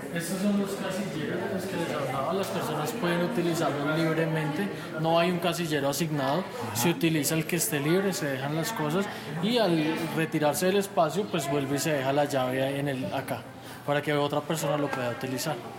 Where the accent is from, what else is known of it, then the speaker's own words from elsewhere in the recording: Medellín, Antioquia, Colombia; also born or lived in Bogotá; Yo soy de Bogotá, criado en Medellín